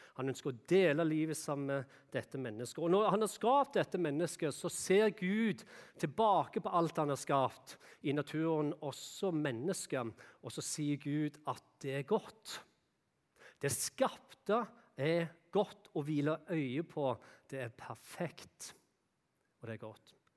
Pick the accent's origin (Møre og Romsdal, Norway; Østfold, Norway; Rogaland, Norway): Rogaland, Norway; Jæren; moved away; der jeg kom ifra, ifra Jæren, da, så er det mye bondegård